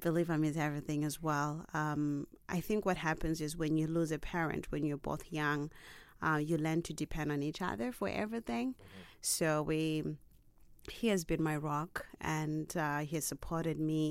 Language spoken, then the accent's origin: English; Zimbabwe; I come from Zimbabwe.